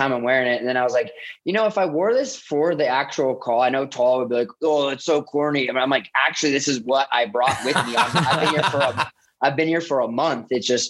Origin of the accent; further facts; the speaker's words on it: Columbus, Ohio, United States; I grew up outside Columbus, Ohio. So I'm a diehard Buckeye fan